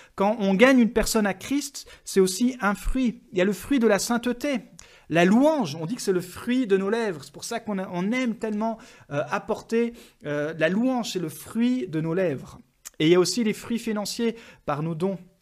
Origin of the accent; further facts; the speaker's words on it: France; en tant que Français.